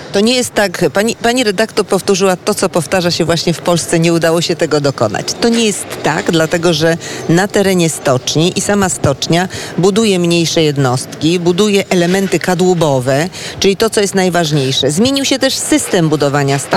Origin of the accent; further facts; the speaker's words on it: Szczecin, West Pomeranian Voivodeship, Poland; u nas w Szczecinie